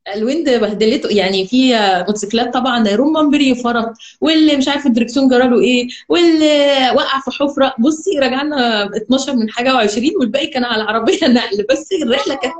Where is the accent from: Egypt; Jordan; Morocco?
Egypt; Alexandria, Alexandria Governorate; moved away as an adult; also born or lived in Cairo; now in Dubai, United Arab Emirates; انا اصلا من اسكندريه